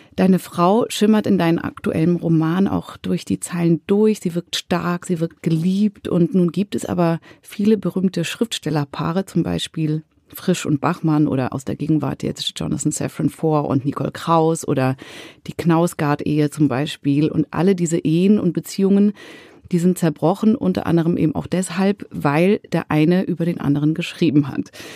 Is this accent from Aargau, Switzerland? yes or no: no; Zurich, Switzerland; in Zürich, in meiner Heimatstadt